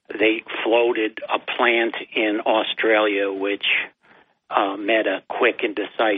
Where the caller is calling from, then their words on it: Binghamton, New York, United States; This is your good friend and buddy and community activist … from Binghamton.